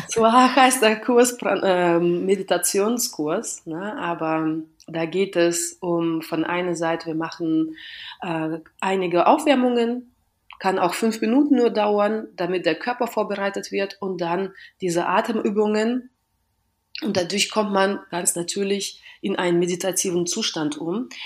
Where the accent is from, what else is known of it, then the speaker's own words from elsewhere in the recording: Western Russia, Russia; German is a second language; now in Berlin, Germany; ich komme aus Westrussland